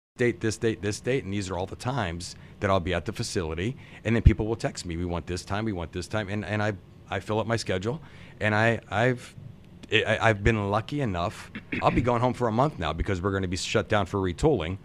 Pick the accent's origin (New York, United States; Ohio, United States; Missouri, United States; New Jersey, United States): Ohio, United States; Campbell; moved away as an adult; now in Okemos, United States; I'm from a small town. It's spelled like the soup, but we don't say it.